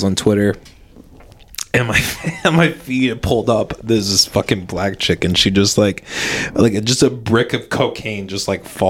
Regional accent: Orange City, Iowa, United States; moved away as an adult; now in Des Moines, United States; I grew up in Orange City.

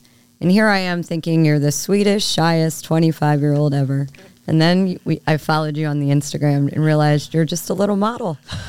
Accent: Philadelphia, Pennsylvania, United States; now in Washington, D.C. area, United States; I am from Philly.

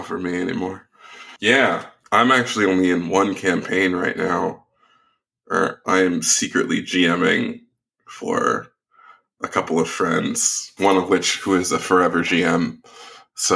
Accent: Bay Area, Northern California, United States; I'm from the Bay Area. I grew up there

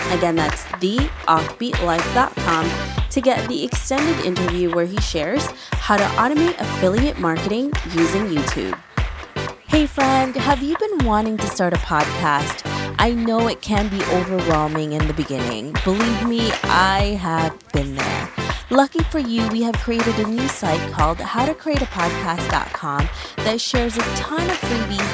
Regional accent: Philippines; I'm Filipino

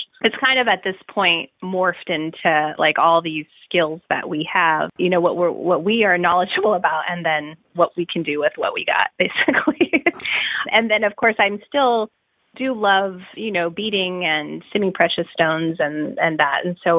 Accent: Southwest, United States; Yeah, I grew up in the Southwest, and there's so much great influence of, you know, Native American jewelry.

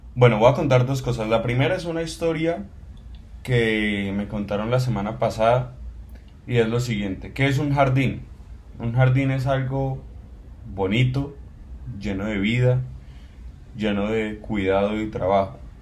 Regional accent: Cali, Valle del Cauca, Colombia; soy colombiano, soy caleño

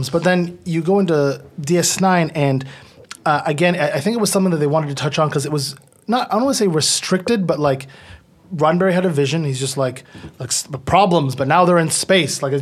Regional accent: Ottawa, Ontario, Canada; And then I, I'm from Ottawa, so we don't have Toronto channels.

